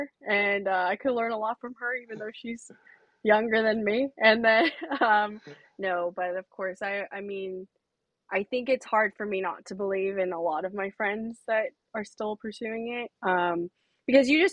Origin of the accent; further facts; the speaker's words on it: San Ramon, California, United States; I'm from California. I'm from the East Bay